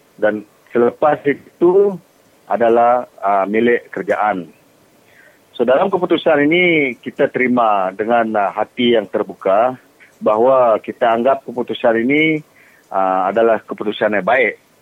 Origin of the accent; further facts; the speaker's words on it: Long Bangan, Sarawak, Malaysia; anak jati Longbangan